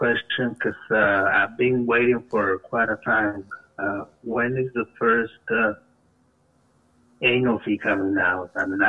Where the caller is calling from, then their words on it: Fresno, California, United States; calling from Fresno.